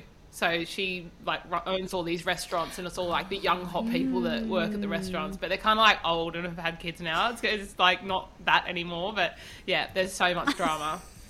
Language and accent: English; Australia; Sal's the Brit and I'm the Aussie.